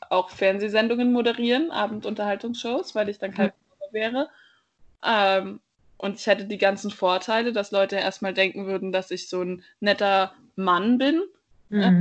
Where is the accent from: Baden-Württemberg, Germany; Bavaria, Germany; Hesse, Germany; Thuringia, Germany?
Bavaria, Germany; ich bin aufgewachsen nicht in München, sondern auf so eine Art Dorf und auch, ich finde es sehr schön, dass es in Bayern irgendwie so viel Natur gibt